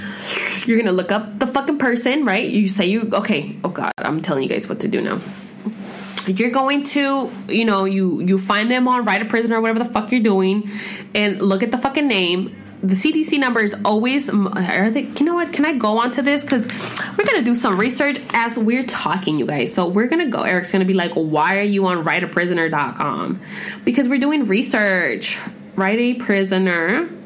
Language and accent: English; Corona, California, United States; I was born and raised in Southern California, Corona to be exact.